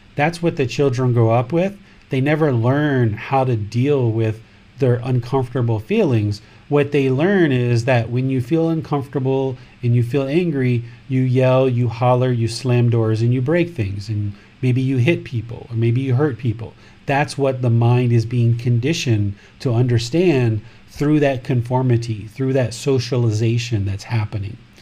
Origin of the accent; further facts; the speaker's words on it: Washington, District of Columbia, United States; now in Thailand; Originally, this body was born in America, in Washington, D.C., but now I live in Thailand